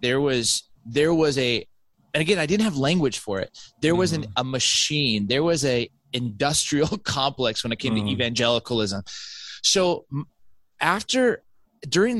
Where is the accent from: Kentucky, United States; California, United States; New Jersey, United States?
California, United States; Southern; moved away as an adult; also born or lived in West Michigan / Orange County; I grew up in Southern California.